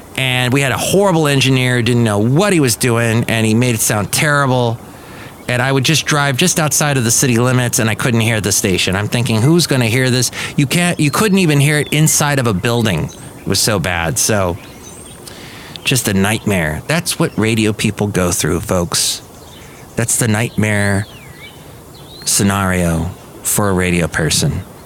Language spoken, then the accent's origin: English; Southern California, United States; moved away as an adult; also born or lived in Alabama; I grew up in Southern California